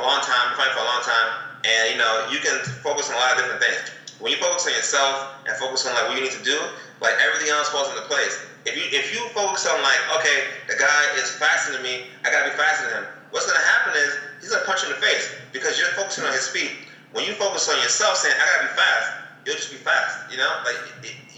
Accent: New York City, New York, United States; moved away; I'm from Brooklyn

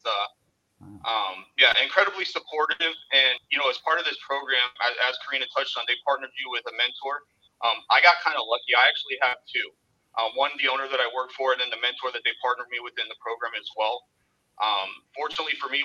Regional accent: Arizona, United States; moved away as an adult; now in Southwest Florida, United States; I'm originally from Arizona, and I had moved down here to Southwest Florida about 3 years ago

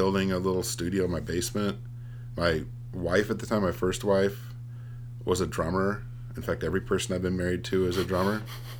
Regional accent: Nevada City, California, United States; also born or lived in Berkeley, California / Oakland, California / Chico, California; now in Portland, United States; I grew up in the Bay Area when I was a little kid. And then my formative, like, 7 to 18 years, I was in the Nevada City area, which is a really rich cultural area.

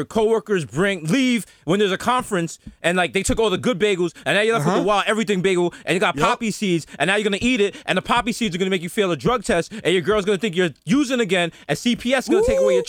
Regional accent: United States; As an American

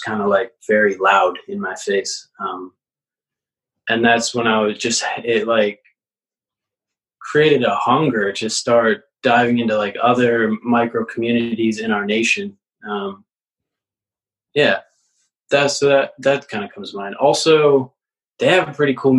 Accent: Victor, New York, United States; also born or lived in Burlington, Vermont; I was born and raised in Victor, which is east side of Rochester

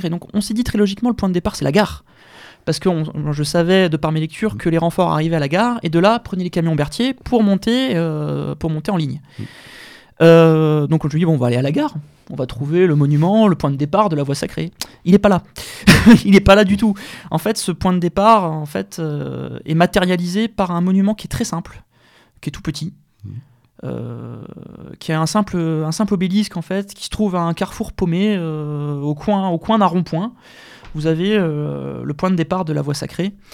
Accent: France; Alors je me place du côté français, je suis français, c'est normal.

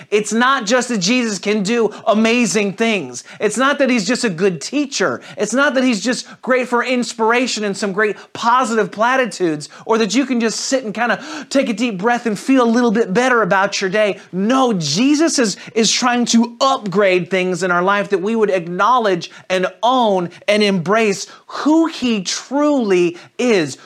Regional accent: St. Louis, Missouri, United States; moved away; I'm originally from Saint Louis

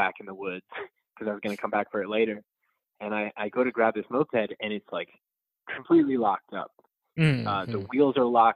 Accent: Rhode Island, United States; I grew up in Rhode Island

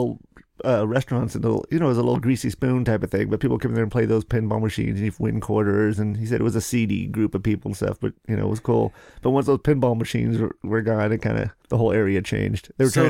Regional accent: Seattle, Washington, United States; born there; also born or lived in Cheney; I was born in Seattle, Swedish. And then I guess my dad owned a little hamburger stand on... First Avenue downtown called the Curly Cone. This is like when I was born, like in 69. And then kindergarten, I lived in Cheney, just outside of Spokane.

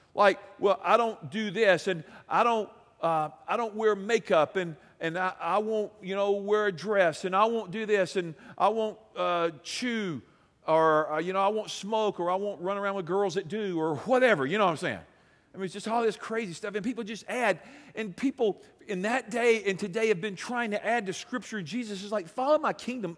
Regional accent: United States; being an American

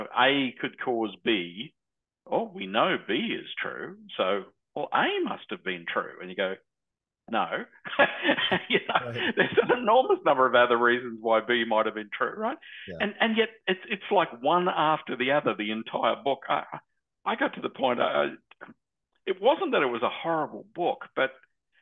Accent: Australia; being an Australian

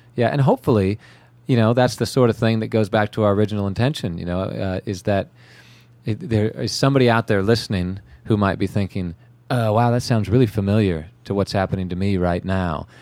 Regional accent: California, United States; now in Charleston, United States; growing up in California

